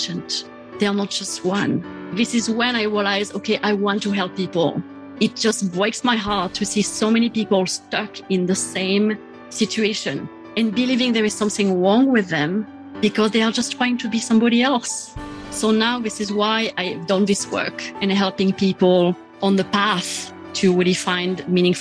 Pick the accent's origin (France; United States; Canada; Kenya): France; south of France; moved away; I grew up in France. And I grew up in the south of France on a farm in the countryside